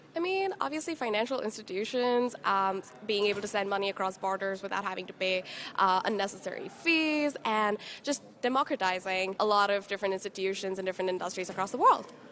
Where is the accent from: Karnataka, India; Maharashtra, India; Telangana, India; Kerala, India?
Maharashtra, India; Mumbai; moved away; I'm from India